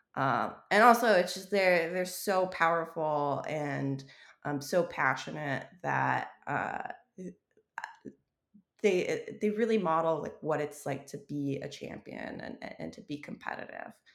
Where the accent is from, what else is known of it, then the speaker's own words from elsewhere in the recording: Wyoming, United States; moved away; growing up in Wyoming